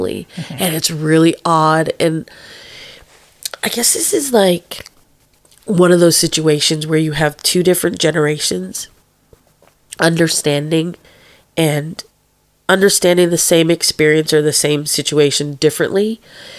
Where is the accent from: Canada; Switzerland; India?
Canada; moved away as an adult; now in Newcastle, Australia; we are Canadian. We were born and raised there